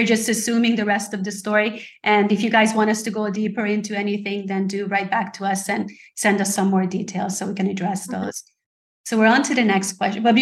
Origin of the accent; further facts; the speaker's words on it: Hungary; moved away; I'm from Hungary originally